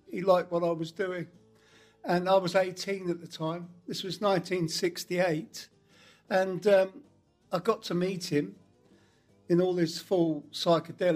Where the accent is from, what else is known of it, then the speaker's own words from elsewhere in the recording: Ashford, South East England, United Kingdom; I'm from Ashford in Kent, which is inland a bit more, where the Channel Tunnel railway stations are